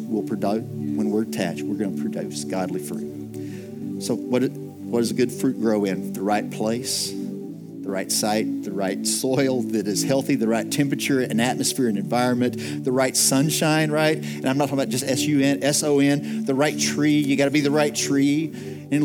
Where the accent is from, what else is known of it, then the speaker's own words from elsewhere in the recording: Texas, United States; I'm from West Texas, so I can appreciate that.